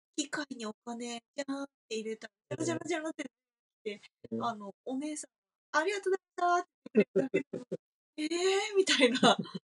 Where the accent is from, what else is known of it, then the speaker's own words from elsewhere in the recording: Kashiwa, Chiba, Japan; moved away; also born or lived in Western Japan; 自分の地元の柏